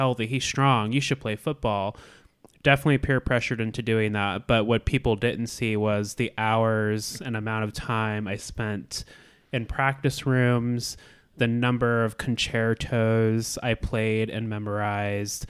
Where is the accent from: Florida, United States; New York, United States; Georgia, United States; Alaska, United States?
Alaska, United States; moved away as an adult; born and raised in Alaska